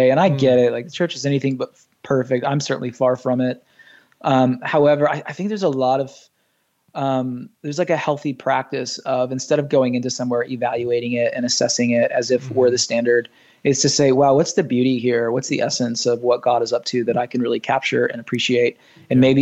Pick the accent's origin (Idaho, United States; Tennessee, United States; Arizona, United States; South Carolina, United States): Tennessee, United States; Nashville; also born or lived in Michigan / Orlando / Los Angeles / Atlanta; I was born in Michigan, but raised in Nashville and Orlando, planted a church in LA, lived in Atlanta.